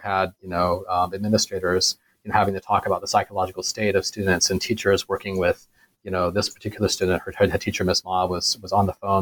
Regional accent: United States; moved away as an adult; also born or lived in China; now in Singapore; being an American

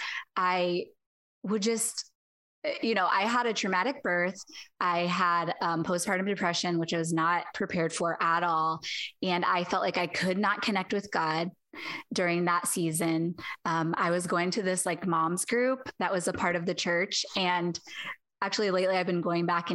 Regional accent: Ohio, United States; moved away as an adult; now in California, United States; I grew up in Ohio, coming to California

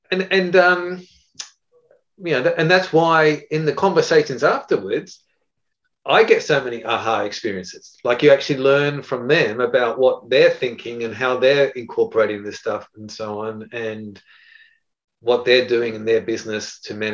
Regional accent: Japan; I was brought up in Japan with my parents, my father in engineering, and my mother was a doctor, and they were missionaries in Japan.

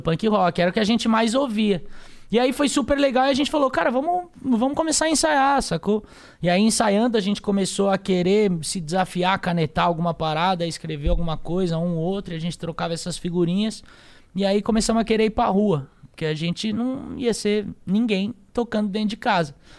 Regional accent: São Paulo, Brazil; Eu sou paulistano, nasci aqui, nasci na Zona Sul de São Paulo

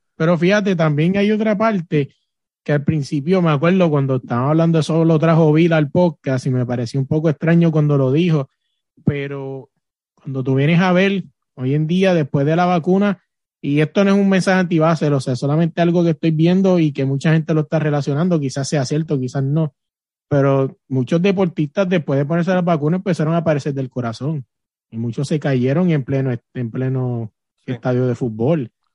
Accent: Puerto Rico; moved away; soy de Puerto Rico

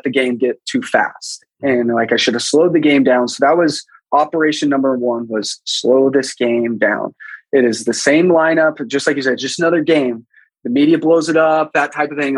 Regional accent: Texas, United States; I'm from Texas.

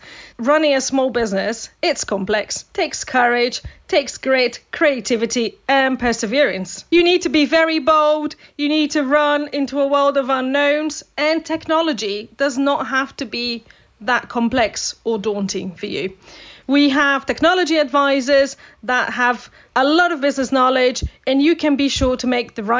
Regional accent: Brazil; also born or lived in United Kingdom; Well, I'm a Brazilian, so...

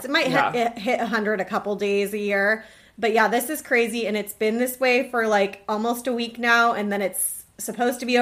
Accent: near Seattle, Washington, United States; moved away; the house I grew up in near Seattle did not have air conditioning

